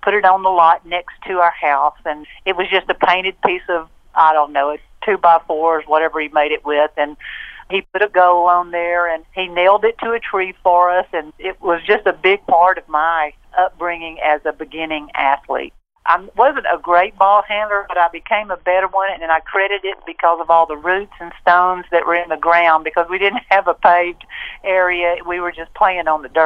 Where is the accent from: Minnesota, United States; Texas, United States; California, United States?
Texas, United States; Waco; also born or lived in Robinson, Texas; I was born and I grew up in Waco